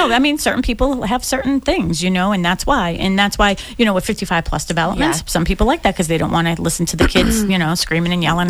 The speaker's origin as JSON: {"language": "English", "town": "Boston", "region": "Massachusetts", "country": "United States", "tie": "born or raised there", "said": "I grew up on Dorchester Ave, like right near Columbia Road, like Columbia and Dorchester Ave. Like it was a busy street, right?"}